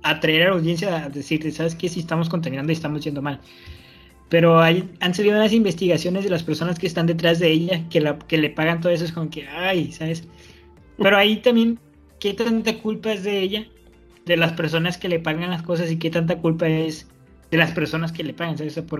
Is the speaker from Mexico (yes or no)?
yes; Mexico; Entonces, si nosotros como mexicanos no defendemos a ellos, estamos incurriendo, primero, en violar a la constitución